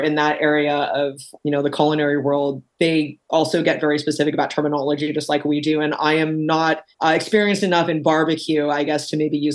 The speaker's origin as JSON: {"language": "English", "town": "Corvallis", "region": "Oregon", "country": "United States", "tie": "born or raised there", "also_born_or_lived": "Arizona", "said": "growing up in Corvallis, Oregon"}